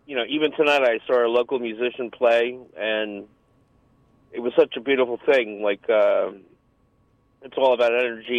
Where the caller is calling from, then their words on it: Rockland County, New York, United States; I'm calling from Rockland County.